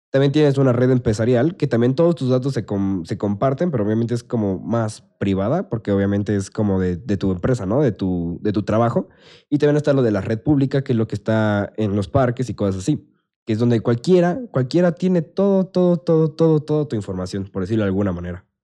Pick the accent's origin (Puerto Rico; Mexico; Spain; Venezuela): Mexico; venimos de México